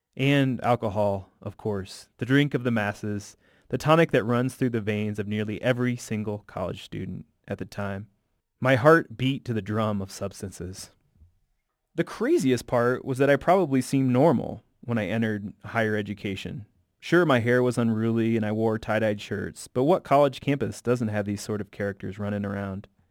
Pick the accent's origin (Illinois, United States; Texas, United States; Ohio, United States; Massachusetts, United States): Illinois, United States; Bloomington; moved away; my most vivid memories as a kid growing up in the Midwest